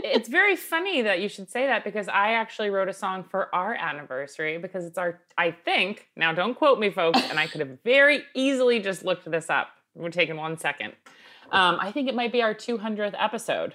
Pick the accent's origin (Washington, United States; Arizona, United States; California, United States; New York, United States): New York, United States; Long Island; growing up in Long Island